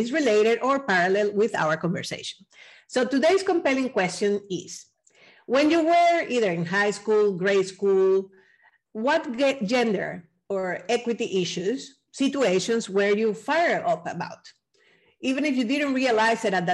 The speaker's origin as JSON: {"language": "English", "country": "Venezuela", "said": "I'm from Venezuela"}